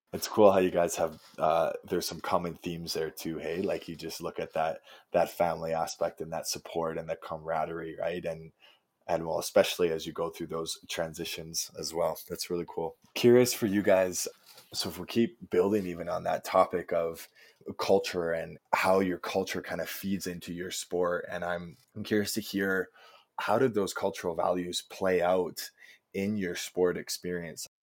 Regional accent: Chilliwack, British Columbia, Canada; I come from a small town in British Columbia called Chilliwack, BC

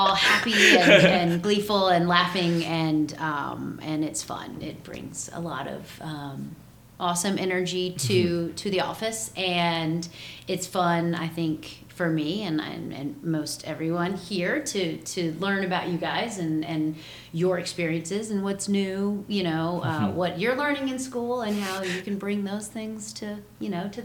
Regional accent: Atlanta, Georgia, United States; Atlanta, my hometown

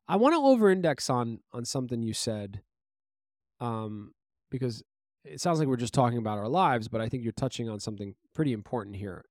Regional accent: New York City, New York, United States; we grew up in Brooklyn, New York

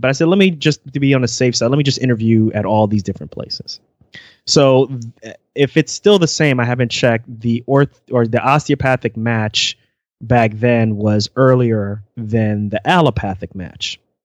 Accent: United States; moved away; also born or lived in central Pennsylvania; I am originally from the New York, New Jersey area

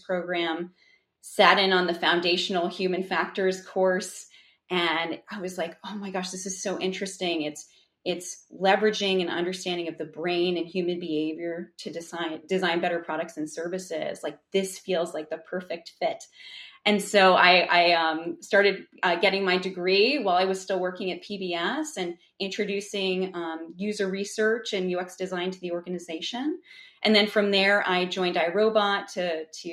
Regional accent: New England, United States; I grew up in New England.

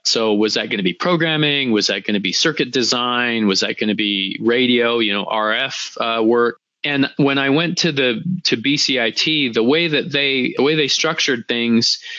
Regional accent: Western Canada, Canada; I grew up on a ranch in Western Canada

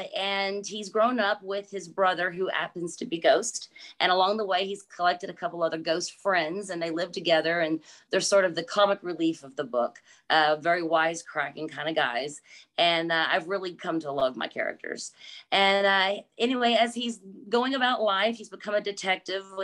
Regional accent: Texas, United States; I am from Texas. I'm born and raised, so yes, definitely a Texas girl.

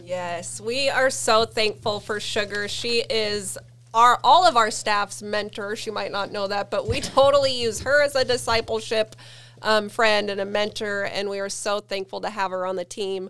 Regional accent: Sterling, Alaska, United States; Born and raised in Sterling, in Alaska

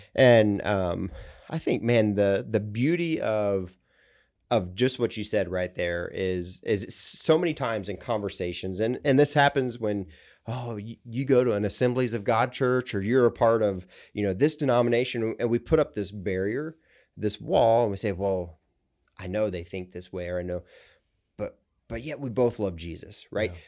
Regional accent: central Ohio, United States; moved away; I grew up in central Ohio

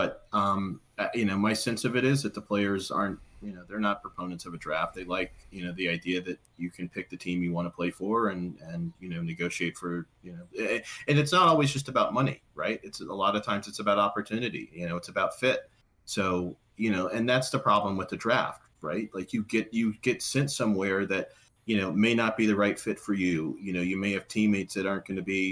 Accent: United States; moved away; I'm from Washington originally

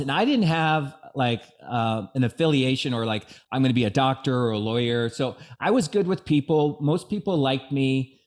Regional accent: Bellevue, Washington, United States; born or raised there

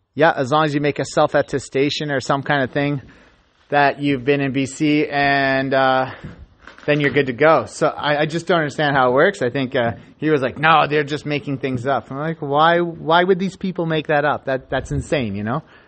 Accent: Canada; I'm Canadian

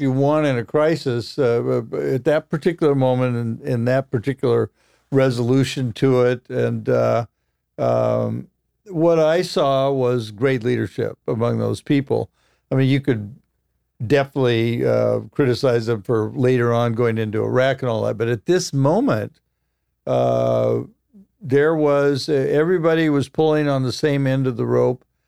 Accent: Roseburg, Oregon, United States; moved away; I came from Roseburg, Oregon

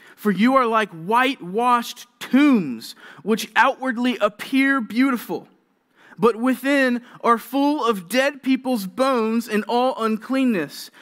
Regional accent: Georgia, United States; moved away; I'm from Georgia.

